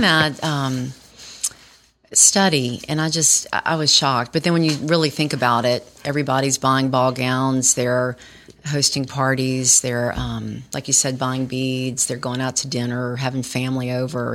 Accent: Baton Rouge, Louisiana, United States; moved away as an adult; I grew up in Baton Rouge

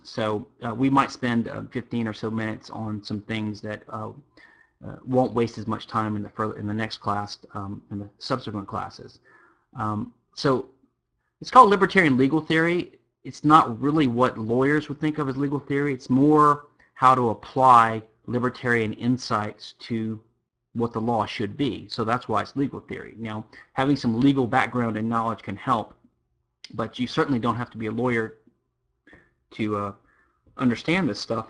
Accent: Louisiana, United States; now in Houston, United States; I am from Louisiana, which is uh, uh the sole civil law state in America

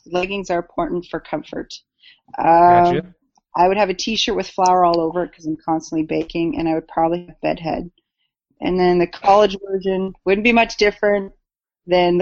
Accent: Canada; I'm Canadian

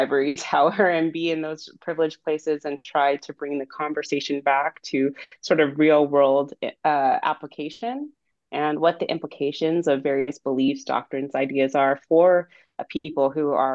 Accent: Monterey Bay, California, United States; also born or lived in Provo, Utah; I grew up near the Monterey Bay in California, so not too far from where I am now.

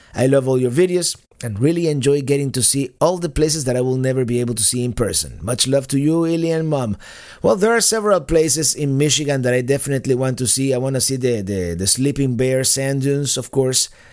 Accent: Cuba; first language Spanish; English is a second language; moved away; my native language is Spanish. I was born in the island of Cuba

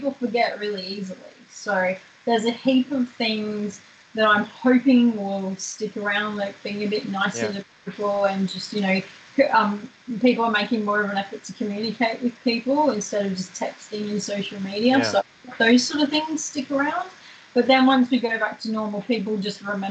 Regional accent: Queensland, Australia; in Queensland, my home state

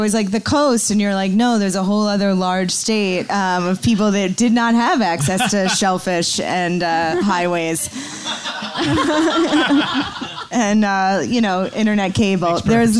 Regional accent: Ogunquit, Maine, United States; Maine. But oh, not Maine. Agunquit, like north.

